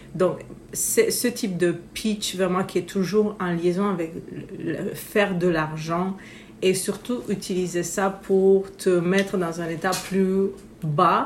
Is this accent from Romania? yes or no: yes; Romania; now in Quebec, Canada; je viens de Roumanie originairement. Euh, notre famille est un mix méditerranéen en fait, Grèce, Italie, Bulgarie, et puis voilà, je suis née en Roumanie.